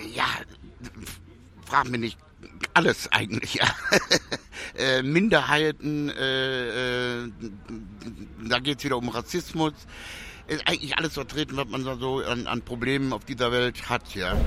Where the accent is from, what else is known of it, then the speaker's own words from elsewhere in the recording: Germany; also born or lived in St. Petersburg / Ibiza; Deutschland ist zwar meine Heimat